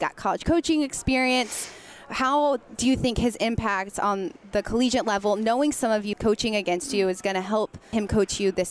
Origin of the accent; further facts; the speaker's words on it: Cary, North Carolina, United States; moved away; I'm from Cary originally.